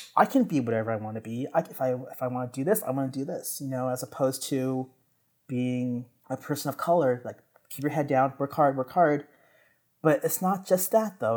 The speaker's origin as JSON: {"language": "English", "town": "San Jose", "region": "California", "country": "United States", "tie": "born or raised there", "moved": "as an adult", "lives_now": "New York, United States", "said": "being born and raised in San Jose"}